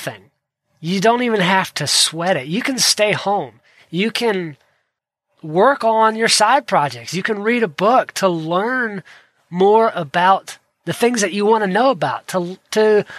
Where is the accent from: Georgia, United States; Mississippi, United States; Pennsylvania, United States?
Georgia, United States; I grew up in Georgia